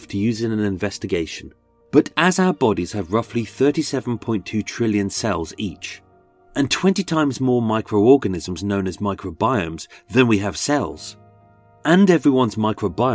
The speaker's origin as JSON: {"language": "English", "area": "Essex", "region": "East of England", "country": "United Kingdom", "said": "I am from Essex"}